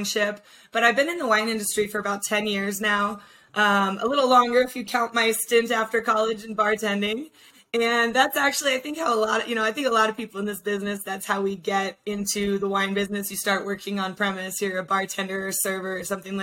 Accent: Aspen, Colorado, United States; I grew up in Aspen

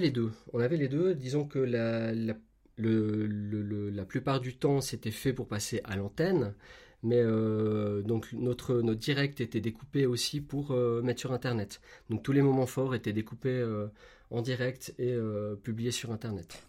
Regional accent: Switzerland; chez nous en Suisse

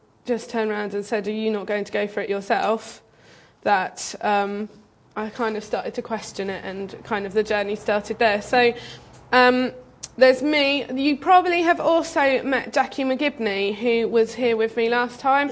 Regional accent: Bristol, South West England, United Kingdom; moved away as an adult; now in Kent, United Kingdom; I'm originally from Bristol. I came to Kent to study.

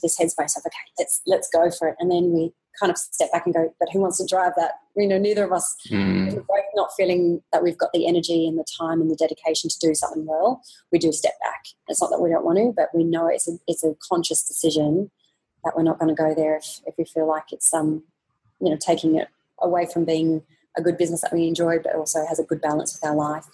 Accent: Australia; moved away as an adult; now in Singapore; the life that we had when we were growing up in Australia

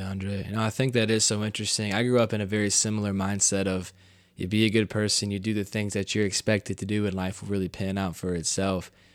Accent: United States; growing up in the United States

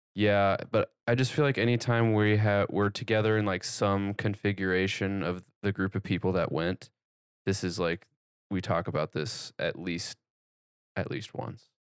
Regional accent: Kearney, Nebraska, United States; we grew up in Kearney

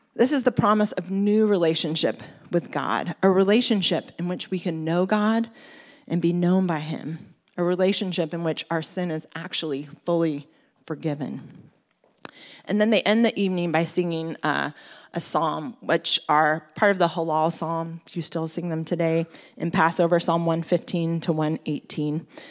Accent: Oregon, United States; moved away as an adult; also born or lived in Bermondsey, London; now in London, United Kingdom; I'm originally from Oregon

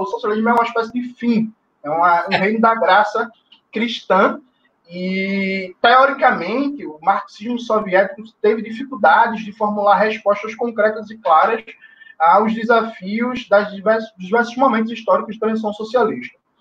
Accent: Recife, Pernambuco, Brazil; also born or lived in Jaboatão dos Guararapes / Petrolina; Eu nasci em Jaboatão dos Guararapes, mas vivi minha vida toda em Recife

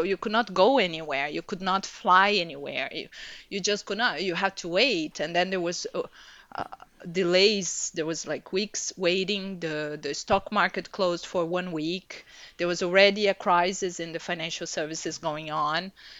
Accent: Brazil; So I was born and raised in Brazil. My mom is from a German family and my father is Italian.

